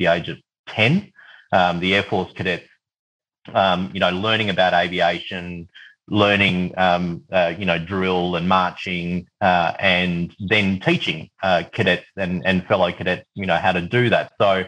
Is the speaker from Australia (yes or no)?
yes; Mornington Peninsula, Victoria, Australia; also born or lived in New Zealand; I was born in New Zealand, but we moved to Australia when I was, you know, when I was two. And grew up in a very white Anglo-Saxon area of Victoria in the Mornington Peninsula